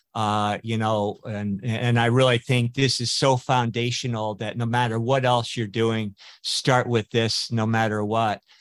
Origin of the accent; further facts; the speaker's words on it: West Coast, United States; I grew up on the West Coast